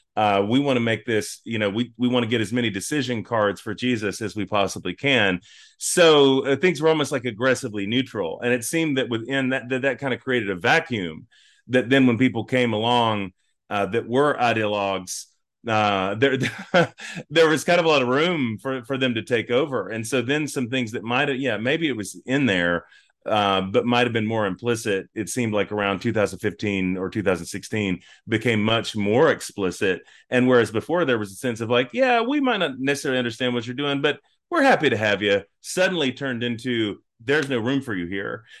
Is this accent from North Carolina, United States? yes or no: yes; North Carolina, United States; moved away as an adult; also born or lived in Oklahoma City, Oklahoma; I'm from North Carolina all my life until two thousand fifteen